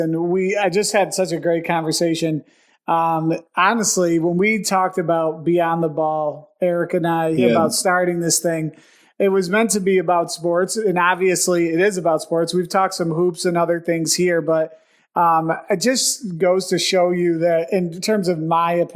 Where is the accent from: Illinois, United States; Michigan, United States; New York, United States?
New York, United States; Buffalo; we're from Buffalo. Yeah, we're Buffalo guys